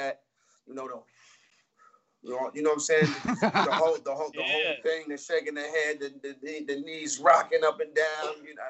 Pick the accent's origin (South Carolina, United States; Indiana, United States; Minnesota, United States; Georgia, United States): Georgia, United States; Atlanta; I'm from Atlanta.